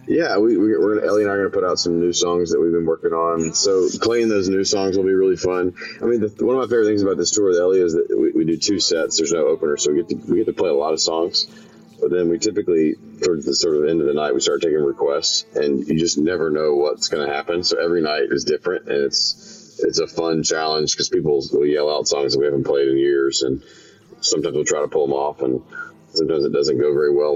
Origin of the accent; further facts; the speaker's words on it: Memphis, Tennessee, United States; now in Nashville, United States; my hometown of Memphis